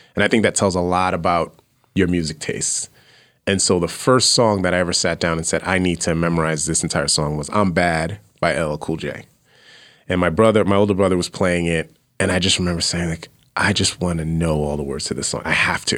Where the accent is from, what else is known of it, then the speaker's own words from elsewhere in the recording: New York City, New York, United States; moved away; also born or lived in Austin, Texas; I grew up in, uh, Fla, Flatbush area, Brooklyn, New York